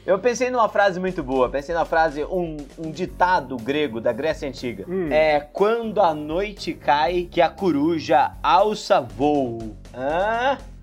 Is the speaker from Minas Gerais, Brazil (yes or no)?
no; Ribeirão Preto, São Paulo, Brazil; a gente é, é de Ribeirão Preto